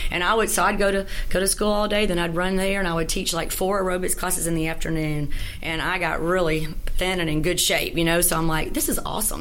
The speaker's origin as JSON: {"language": "English", "town": "Shreveport", "region": "Louisiana", "country": "United States", "tie": "born or raised there", "also_born_or_lived": "Natchitoches, Louisiana", "said": "I was born in Natchitoches, but I moved to Shreveport when I was seven and a half. Okay. And, you know, grew up here in the Caddo schools"}